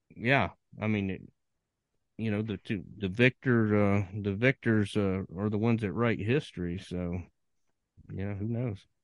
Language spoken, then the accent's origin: English; Virginia, United States; growing up in Virginia